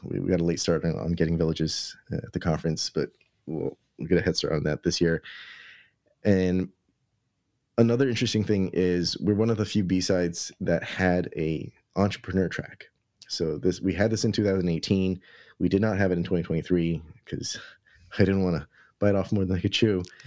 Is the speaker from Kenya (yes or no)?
no; New York City, New York, United States; as a New Yorker